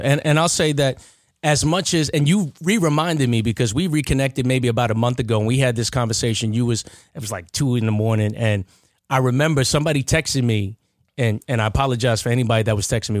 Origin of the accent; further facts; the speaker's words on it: Baldwin, United States; I'm from Baldwin